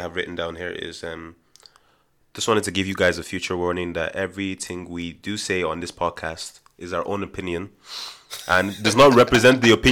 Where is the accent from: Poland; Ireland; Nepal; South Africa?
Ireland; I grew up in Ireland as well.